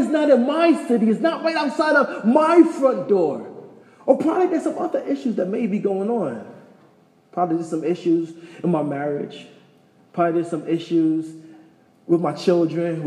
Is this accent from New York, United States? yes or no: yes; New York, United States; moved away as an adult; also born or lived in Taos; I'm from New York